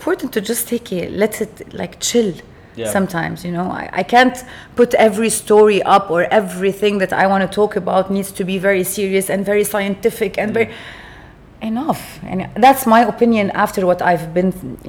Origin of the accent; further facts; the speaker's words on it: Beirut, Beirut Governorate, Lebanon; moved away as an adult; I was raised in Lebanon, in Beirut, and during the Civil War.